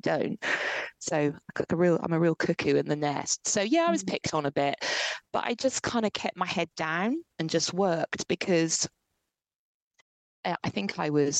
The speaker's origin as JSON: {"language": "English", "town": "Ipswich", "region": "East of England", "country": "United Kingdom", "moved": "yes", "said": "I'm from Ipswich originally, which is like a real area"}